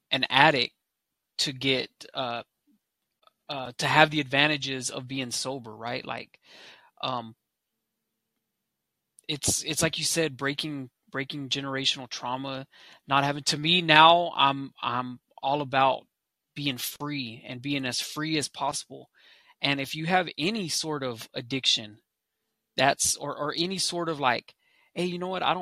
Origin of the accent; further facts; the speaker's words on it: United States; So first of all, um, I'm American Indian, I'm Lakota.